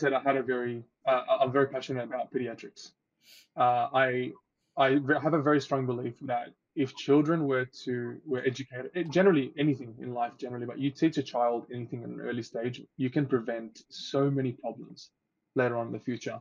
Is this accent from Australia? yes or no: yes; Australia; also born or lived in Egypt; I moved to Australia when I was 6 years old